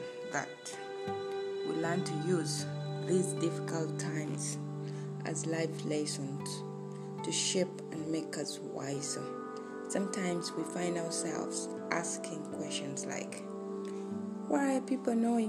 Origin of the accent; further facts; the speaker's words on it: Uganda; born and raised in Uganda